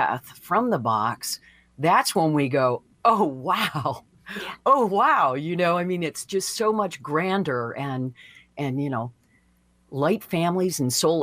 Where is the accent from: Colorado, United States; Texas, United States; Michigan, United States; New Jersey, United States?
Michigan, United States; Deckerville; moved away; also born or lived in San Diego / Santa Barbara; my little hometown, like, oh, you know, there's 25 churches in this town of 500 people, you know, in Deckerville, Michigan